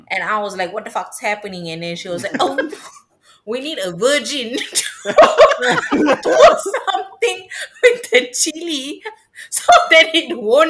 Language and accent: English; Malaysia; I am Malaysian.